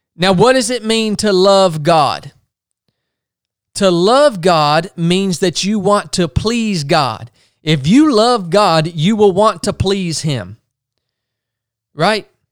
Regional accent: United States; I'm an American.

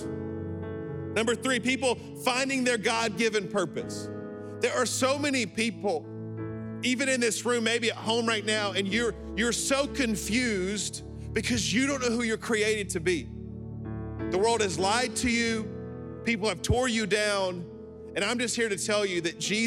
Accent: Alabama, United States; I'm from Alabama

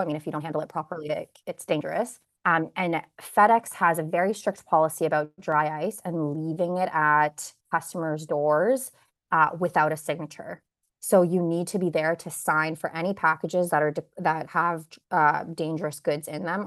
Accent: Kitchener, Ontario, Canada; born or raised there; also born or lived in Bosnia / Waterloo

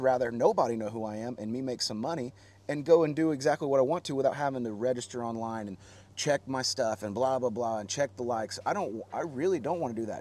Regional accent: Oklahoma City, Oklahoma, United States; also born or lived in Guthrie, Oklahoma; I am from Oklahoma

